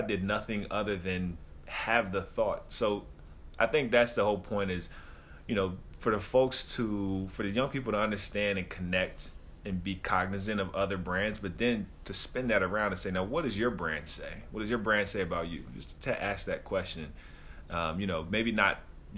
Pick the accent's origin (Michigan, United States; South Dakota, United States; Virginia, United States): Virginia, United States; moved away as an adult; also born or lived in Florida; I grew up in Virginia